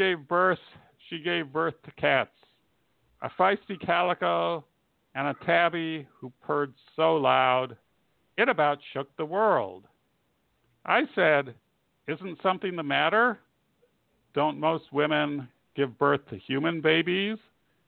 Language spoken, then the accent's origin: English; Indiana, United States; moved away; I hail from Indiana, which is not one of the more, well, okay, it's my home state.